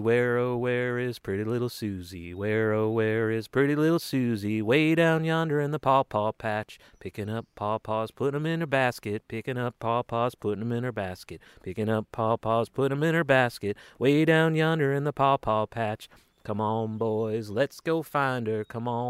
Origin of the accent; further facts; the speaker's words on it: Indiana, United States; I'm from Indiana, where they call it the pawpaw, the Indiana banana.